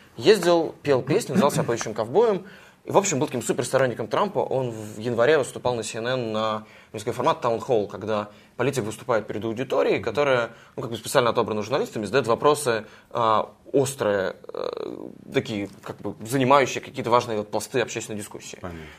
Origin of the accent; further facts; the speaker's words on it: Russia; я из России